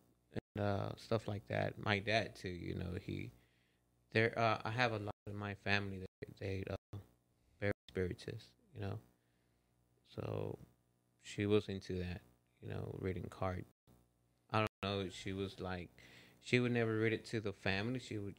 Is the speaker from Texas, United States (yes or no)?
yes; Houston, Texas, United States